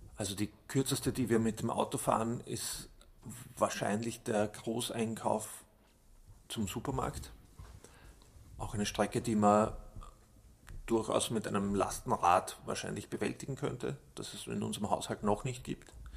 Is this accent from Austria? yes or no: yes; Austria; bei uns in Österreich